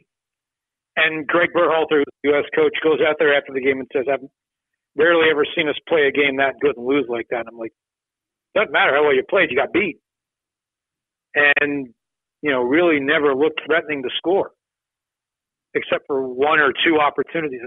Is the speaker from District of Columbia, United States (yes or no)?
yes; Washington, District of Columbia, United States; moved away as an adult; now in Philadelphia, United States; I grew up in Friendship Heights, listened to Nats and Capitals games on the radio for years and years and years